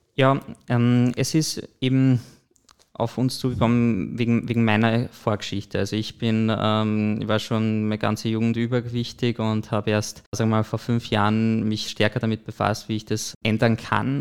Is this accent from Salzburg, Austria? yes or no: yes; Bischofshofen, Salzburg, Austria; also born or lived in Hallein; geboren und aufgewachsen im Pongau. Also äh, habe größte Zeit meines Lebens in Bischofshofen verbracht